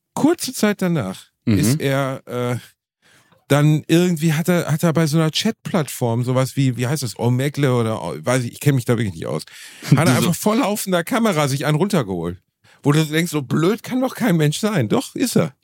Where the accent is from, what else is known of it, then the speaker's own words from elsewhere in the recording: Gelsenkirchen, North Rhine-Westphalia, Germany; ich komme halt immer noch aus Gelsenkirchen